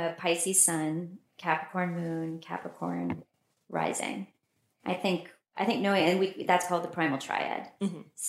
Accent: United States; moved away as an adult; also born or lived in Pennsylvania / North Carolina / Nashville, Tennessee / Baltimore; now in Los Angeles, United States; I come from the East Coast. My childhood was spent in Maryland and Pennsylvania. Went to college down in North Carolina at Duke and was a public policy major there. Went straight on to law school in Nashville, Tennessee. Went to Vanderbilt.

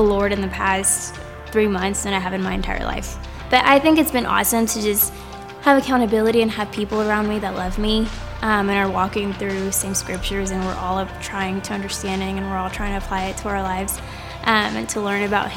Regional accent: Dallas, Texas, United States; now in Lubbock, United States; I'm from Dallas

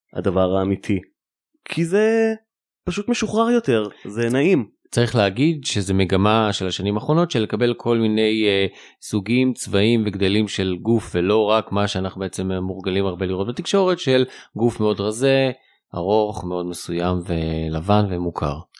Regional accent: Israel; כמעצב כישראלי שמעצב לישראלים

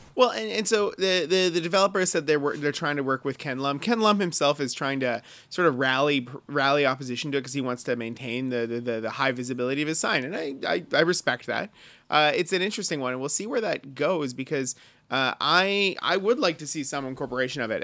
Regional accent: Surrey, British Columbia, Canada; I grew up in Surrey, but my folks were East Van kids

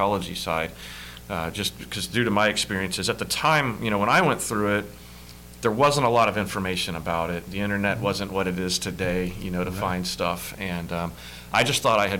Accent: Hendersonville, Tennessee, United States; I grew up in Hendersonville, just north of Nashville

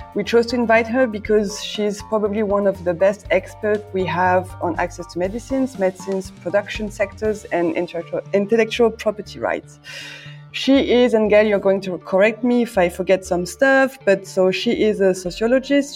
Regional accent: France; I'm French. I'm currently talking from Brussels.

